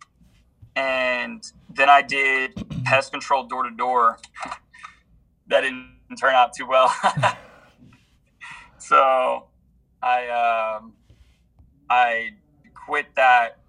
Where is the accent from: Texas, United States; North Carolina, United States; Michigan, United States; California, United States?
Texas, United States; Houston; moved away as an adult; now in Utah, United States; I grew up in Texas, Houston, Texas